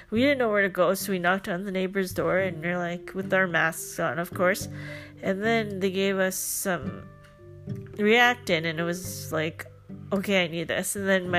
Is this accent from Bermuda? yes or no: no; Philippines; nothing against Filipino culture, because I'm Filipino.